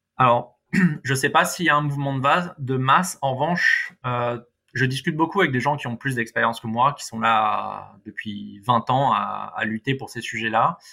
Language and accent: French; Paris, Île-de-France, France; en tant que bon parisien